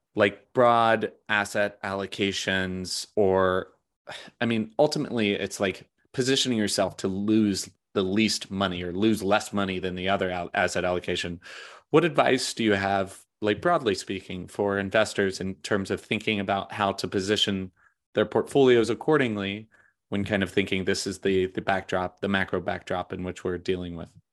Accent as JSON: {"language": "English", "country": "United States", "said": "as an American"}